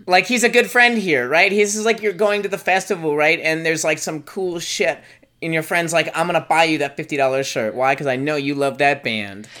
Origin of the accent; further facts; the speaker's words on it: United States; also born or lived in Chicago / Florida / New Zealand; now in Richmond, United States; As an American